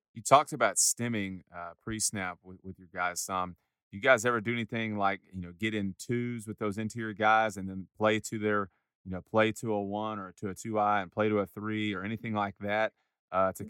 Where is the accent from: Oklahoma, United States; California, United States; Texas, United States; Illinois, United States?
Texas, United States; Huntsville; growing up in Huntsville